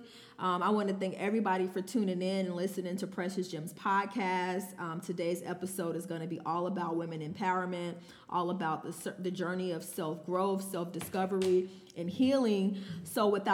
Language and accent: English; United States; growing up in Glen Ryan